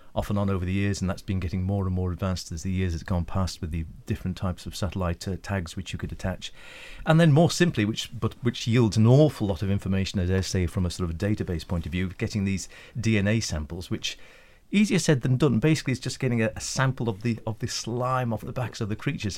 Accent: Isle of Man; born or raised there

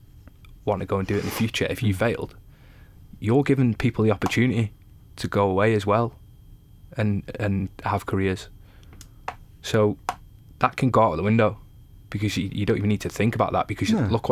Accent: Isle of Man; I was from the Isle of Man

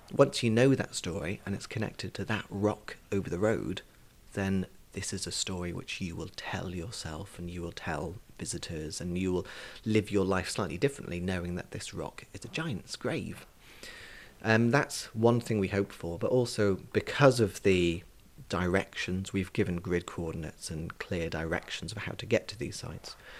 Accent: Isle of Man; I grew up in Glenmona in Mackle

